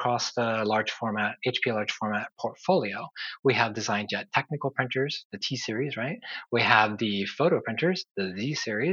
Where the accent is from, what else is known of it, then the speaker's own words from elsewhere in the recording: San Diego, California, United States; I grew up in San Diego, lived all my life here until recently